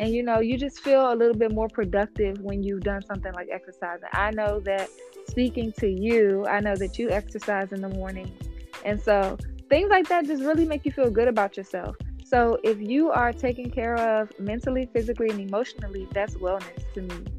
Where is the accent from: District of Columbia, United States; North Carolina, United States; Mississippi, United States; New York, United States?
District of Columbia, United States; Washington; my hometown, Washington, D.C.